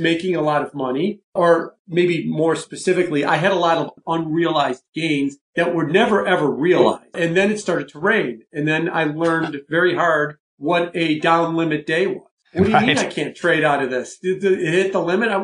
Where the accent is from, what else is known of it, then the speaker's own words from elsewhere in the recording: Chicago, Illinois, United States; also born or lived in New York; I grew up in Chicago. And I've been in Chicago, you know, other than for a couple of years when I lived in New York.